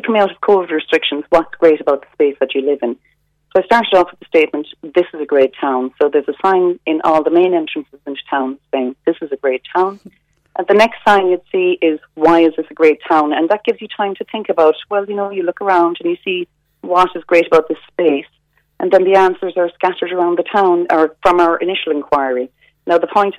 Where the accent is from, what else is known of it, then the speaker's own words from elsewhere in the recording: Dunmanway, Munster, Ireland; Dunmanway is my hometown